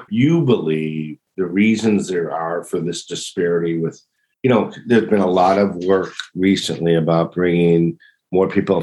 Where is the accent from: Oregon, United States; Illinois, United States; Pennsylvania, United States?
Illinois, United States; Chicago; I'm from Chicago.